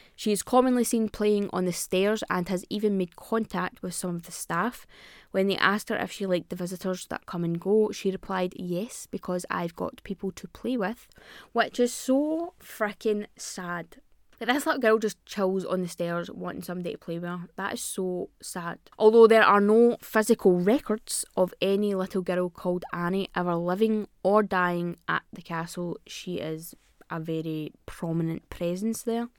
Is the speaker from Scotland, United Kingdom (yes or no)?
yes; Scotland, United Kingdom; I'm Scottish